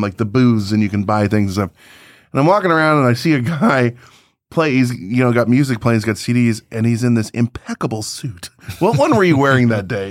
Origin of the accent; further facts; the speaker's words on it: Chicagoland, Illinois, United States; we're from Chicagoland